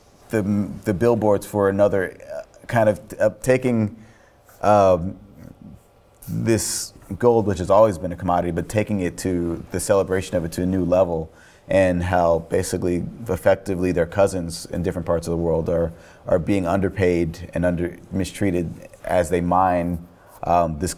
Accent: New York, United States; also born or lived in Virginia; people ask me where I'm from, and I'll say New York, and they'll say, "Well, where are you from before that?" And I'm like, "Yeah, Virginia, I guess."

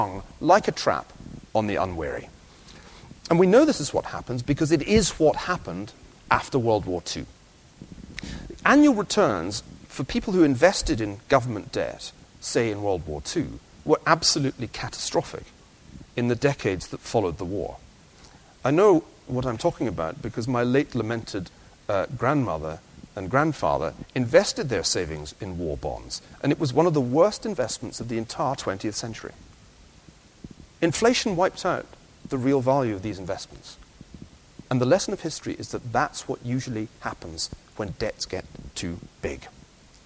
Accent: Scotland, United Kingdom; I'm Scottish.

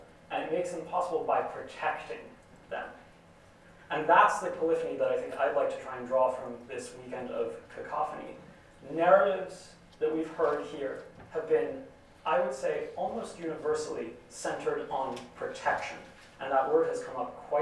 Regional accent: United States; I'm an American, I'm half British, but I consider myself an American

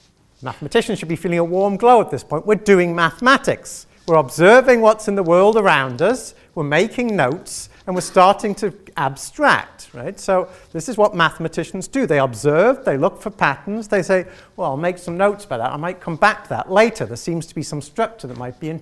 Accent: Isle of Man; I'm from that one in the middle, right? The Isle of Man

